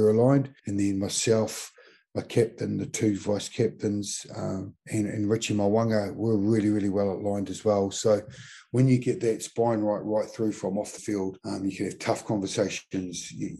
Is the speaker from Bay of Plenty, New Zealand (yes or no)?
yes; Mount Maunganui, Bay of Plenty, New Zealand; moved away as an adult; When I came down here from Mount Maunganui as a 20-year-old to be a Crusader, it was the first year of the Crusaders.